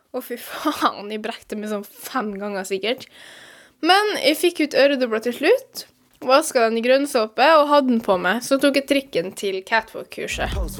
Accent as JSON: {"language": "Norwegian", "country": "Venezuela", "moved": "yes", "lives_now": "Norway", "said": "Jeg kommer jo fra Venezuela"}